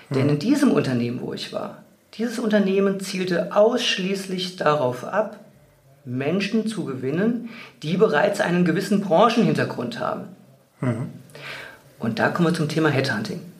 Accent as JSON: {"language": "German", "town": "Wiesbaden", "region": "Hesse", "country": "Germany", "tie": "born or raised there", "said": "fand mich dann als Personaldisponent in einer ganz kleinen Niederlassung in meiner alten Heimatstadt in Wiesbaden wieder."}